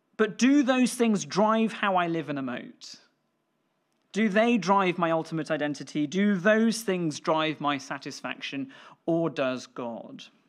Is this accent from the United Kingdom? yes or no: yes; Scotland, United Kingdom; me being British or Scottish